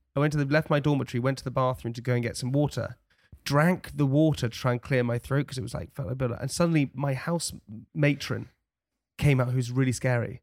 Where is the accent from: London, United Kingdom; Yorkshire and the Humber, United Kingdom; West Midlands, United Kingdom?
London, United Kingdom; accent: posh; also born or lived in Chelsea; I'm straight outta West Brampton. I got blonde hair and I sound real posh.